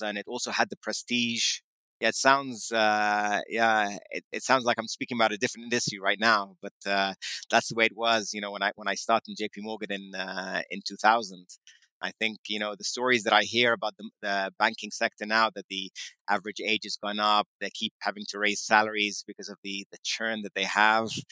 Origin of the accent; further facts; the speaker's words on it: London, United Kingdom; moved away; also born or lived in New York City; I grew up in uh, in London, in central London